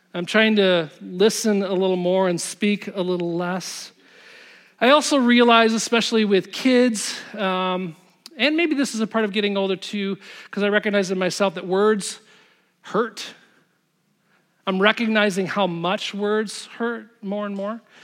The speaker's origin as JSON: {"language": "English", "town": "Zeeland", "region": "Michigan", "country": "United States", "tie": "born or raised there", "said": "I grew up in Zealand"}